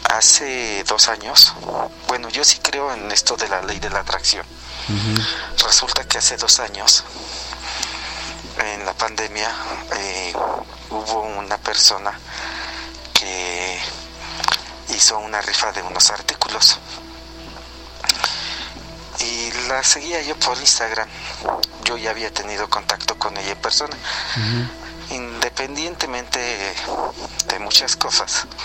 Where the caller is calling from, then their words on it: Real del Monte, Hidalgo, Mexico; de Real del Monte. Yo sé que me salgo un poquito del tema del día de hoy y vengo retrasado